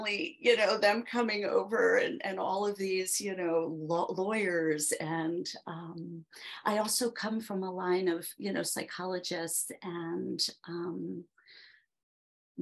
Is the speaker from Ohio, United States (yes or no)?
no; Philadelphia, Pennsylvania, United States; I grew up there in Philadelphia